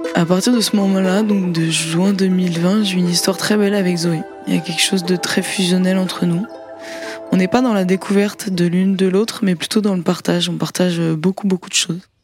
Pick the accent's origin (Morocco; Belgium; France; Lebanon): France; also born or lived in Brazil; On est française, on a vécu dans la même maison au Brésil